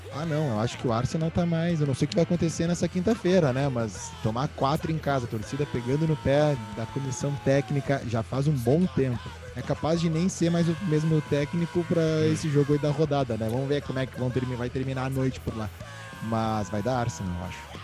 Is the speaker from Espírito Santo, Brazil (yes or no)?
no; Rio Grande do Sul, Brazil; accent: gaúcho; voltei pro meu gaúcho